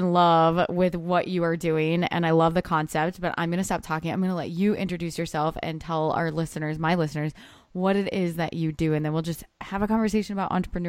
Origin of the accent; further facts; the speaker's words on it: Midwest, United States; born and raised in Indiana, which clearly we bonded over that because we're both Midwesterners.